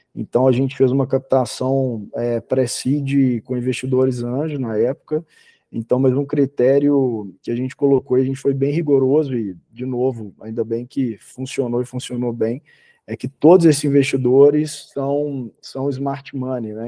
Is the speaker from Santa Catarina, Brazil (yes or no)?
no; Belo Horizonte, Minas Gerais, Brazil; Eu sou sou de Belo Horizonte